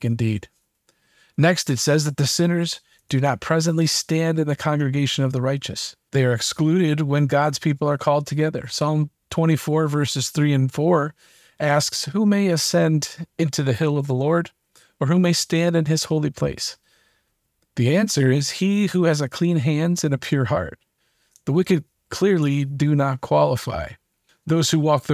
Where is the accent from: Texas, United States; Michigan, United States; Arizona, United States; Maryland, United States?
Michigan, United States; Being born and raised in Michigan